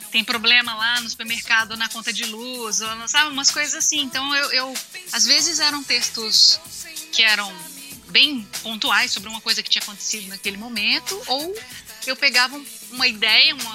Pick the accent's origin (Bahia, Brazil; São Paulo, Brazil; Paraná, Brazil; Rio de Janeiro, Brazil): Bahia, Brazil; accent: Bahian; also born or lived in Minas Gerais; eu era uma aluna que vinha transferida da Bahia, que falava diferente, eu falava com sotaque baiano